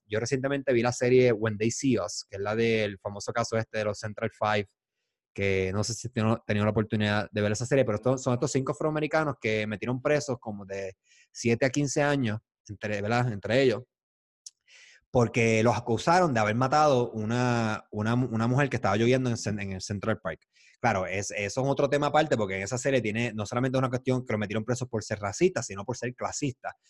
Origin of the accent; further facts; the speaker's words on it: Puerto Rico; nosotros somos puertorriqueños